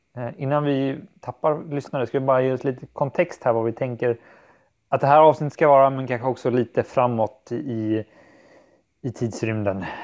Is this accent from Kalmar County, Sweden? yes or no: yes; Kalmar County, Sweden; moved away; när jag är hemma på Öland hos min familj